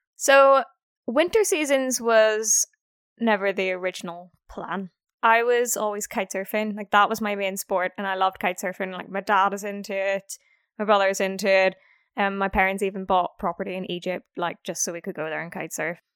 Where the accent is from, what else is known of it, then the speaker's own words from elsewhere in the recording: Belfast, Northern Ireland, United Kingdom; moved away; I am from Ireland. I'm from Belfast, so the north part of Ireland.